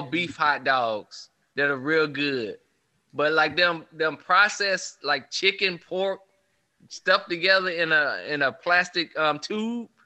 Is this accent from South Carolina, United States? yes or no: yes; South Carolina, United States; I grew up in uh in South Carolina